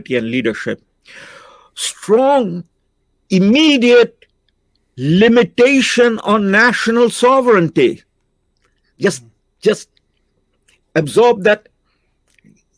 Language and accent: English; India; now in Canada; I'm an Indian, but I dream in English and I speak Shakespeare.